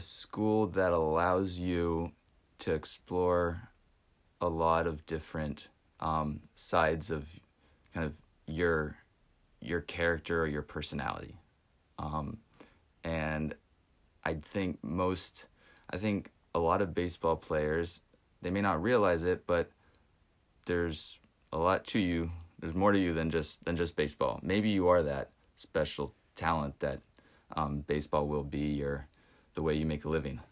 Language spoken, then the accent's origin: English; West Texas, United States; where I grew up in West Texas